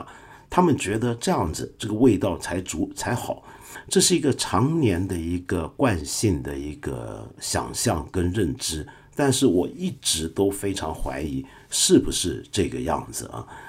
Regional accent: Guangdong, China; accent: Cantonese; 我这种人呢，用我们广东话来讲，叫做“眼闊肚窄”，就是眼阔肚窄。

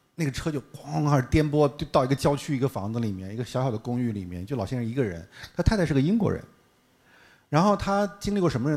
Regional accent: China; 我们中国人的生活，非常之即兴

